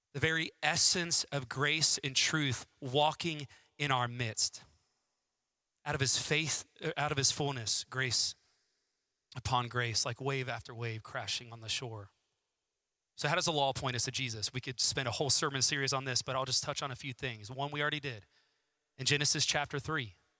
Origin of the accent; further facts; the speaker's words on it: Southwest Florida, United States; now in Huntsville, United States; I grew up in Southwest Florida